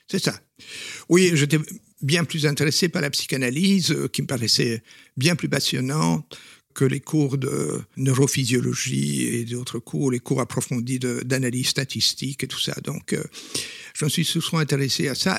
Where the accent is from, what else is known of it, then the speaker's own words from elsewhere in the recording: Belgium; first language Flemish; French is a second language; je suis belge et flamand, donc euh, mes parents euh, étaient tout à fait flamands